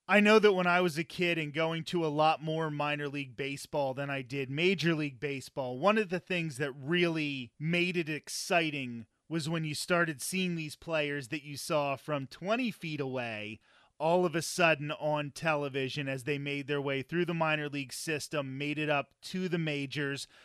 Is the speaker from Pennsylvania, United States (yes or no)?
yes; Lancaster, Pennsylvania, United States; I grew up in Lancaster, Pennsylvania